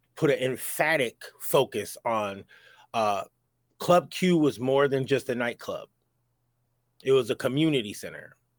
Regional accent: New York, United States; I'm from New York

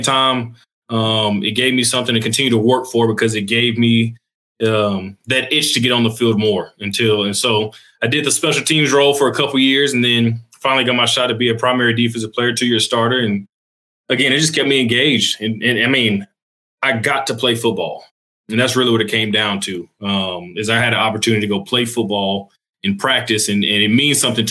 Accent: Baytown, Texas, United States; I was born in Baytown, Texas. That's southeast of Houston. And so I do claim to be a Houstonian

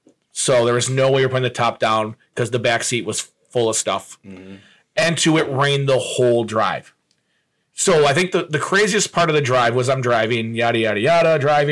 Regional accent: Buffalo, New York, United States; well, I'm from Buffalo.

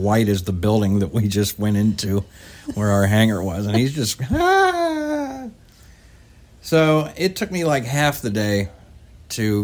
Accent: West Virginia, United States; I'm from West Virginia. I'm not from. I'm Appalachian.

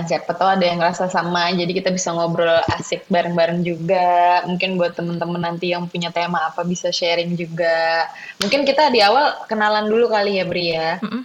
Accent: Jakarta, Indonesia; Ya pokoknya dari kecil sampai gede gue di Jakarta cuma pernah ke beberapa kota ya udah terus salah satunya pernah ke Australia

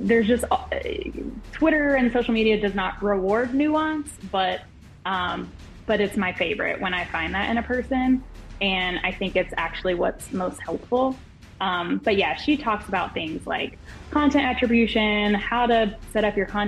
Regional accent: Louisiana, United States; the Alexandria Zoo. And this is a zoo that is very close to my hometown

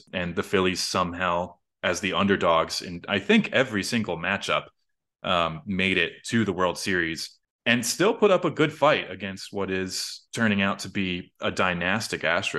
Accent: Delaware County, Pennsylvania, United States; I was born and raised in Delaware County.

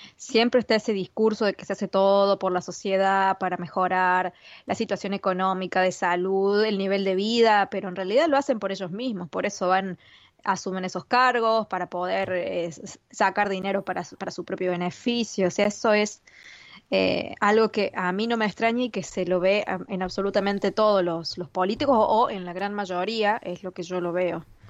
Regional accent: Argentina; como argentina

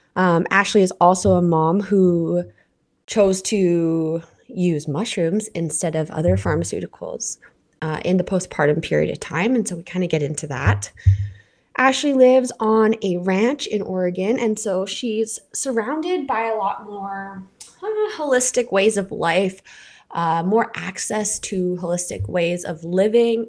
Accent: Canada; I'm your Canadian host

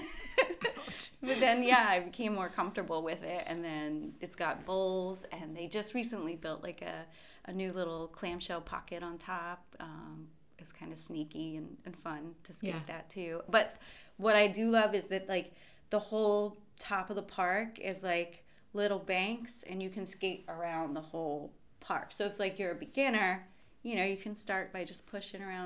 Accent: Ambler, Pennsylvania, United States; moved away as an adult; also born or lived in New Mexico; now in Philadelphia, United States; I grew up in Ambler, Pennsylvania. It's a small town in the suburbs just outside of Philadelphia in Montgomery County

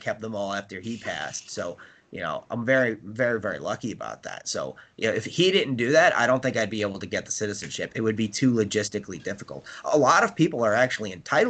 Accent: New York, United States; I was born in New York, you know, I'm American

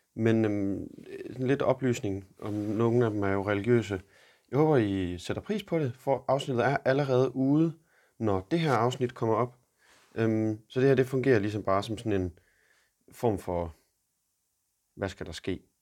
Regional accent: Denmark; moved away as an adult; now in Boston, United States

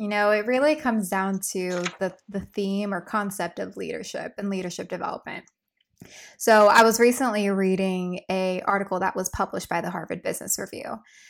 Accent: Philippines; And being a Filipino woman, there's a lot of stigmas out there.

